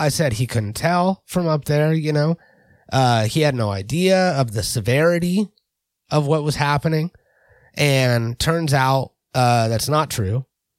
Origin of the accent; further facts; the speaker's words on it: California, United States; We are from California.